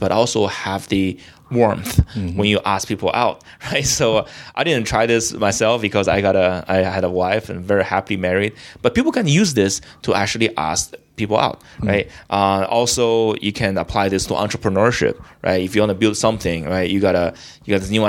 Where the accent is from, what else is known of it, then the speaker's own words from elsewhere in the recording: Beijing, China; moved away as an adult; now in United States; I grew up in China, and I came from the biggest city in China. Well, second biggest city, Beijing, right?